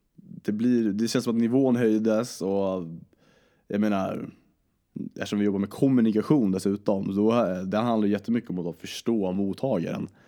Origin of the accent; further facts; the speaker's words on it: Vingåker, Södermanland, Sweden; also born or lived in Djurö, Stockholm / Nacka; now in Uppsala, Sweden; jag föddes i, på Djurö i Stockholm, föddes på Nacka sjukhus, sen så flyttade vi till Vingåker i, eh, och bodde i en prästgård där för min farsa är kyrkoherde. Och eh, så bodde vi där, idyllisk barndom